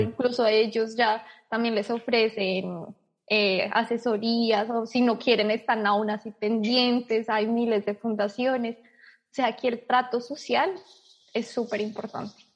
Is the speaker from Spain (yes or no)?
no; Bogotá, Colombia; moved away as an adult; now in Sydney, Australia; soy de Bogotá, Colombia